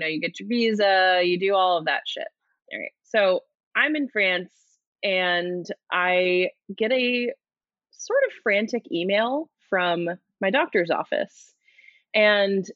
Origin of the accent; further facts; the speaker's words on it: United States; I'm an American